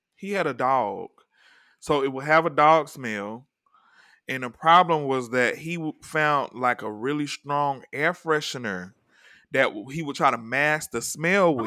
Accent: the South, United States; now in Los Angeles, United States; I'm from the South

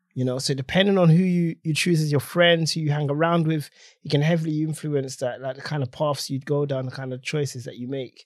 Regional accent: London, United Kingdom; I grew up in Tottenham, North London.

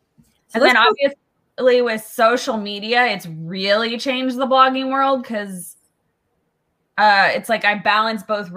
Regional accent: Southern California, United States; I'm born and raised in Southern California

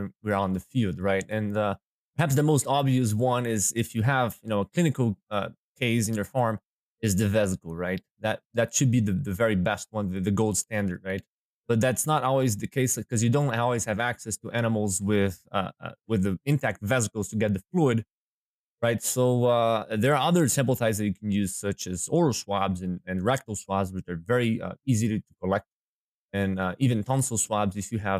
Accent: Brazil; moved away as an adult; now in Minnesota, United States; So I was born in Brazil. My dad is a hog producer, so that's how I got into the swine business. And then that's where I got my DVM degree back in Brazil in 2014

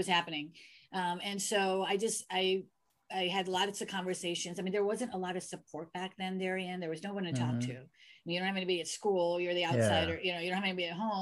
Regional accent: United States; I'm American. I was born here.

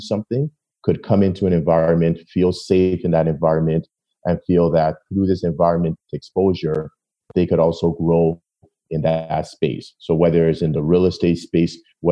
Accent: Toronto, Woodbridge, Ontario, Canada; when we moved from Toronto to Woodbridge

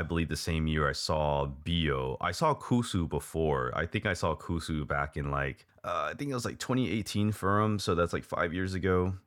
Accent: Hawaii, United States; moved away as an adult; also born or lived in Texas, United States; now in Taiwan; I was born and raised in Hawaii

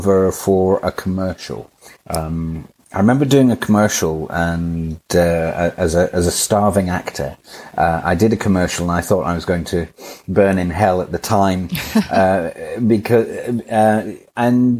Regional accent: Edinburgh, Scotland, United Kingdom; moved away as an adult; also born or lived in London; now in Hampshire, United Kingdom; I was born in Edinburgh in Scotland. In the year 1990, I came down to London

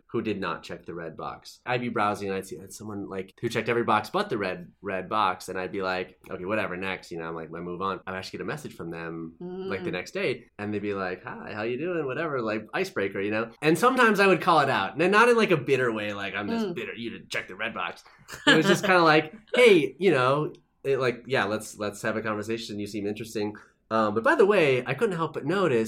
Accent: Minnesota, United States; a kid growing up in Minnesota

